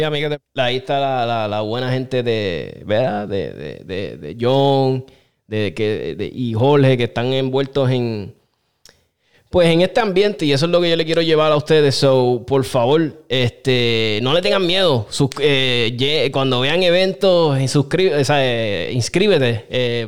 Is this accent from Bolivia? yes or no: no; Aguas Buenas, Puerto Rico; moved away; Yo soy de Aguas Buenas, este pueblo me adoptó